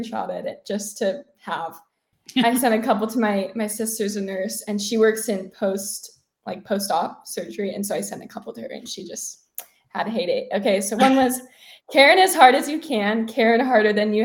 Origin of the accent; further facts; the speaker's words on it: Utah, United States; now in Nevada, United States; I grew up in Utah